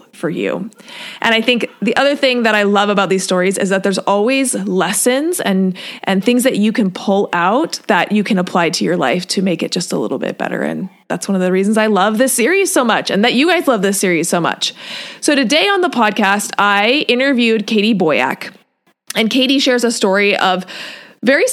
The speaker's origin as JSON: {"language": "English", "region": "Washington", "country": "United States", "tie": "born or raised there", "said": "I grew up in Washington."}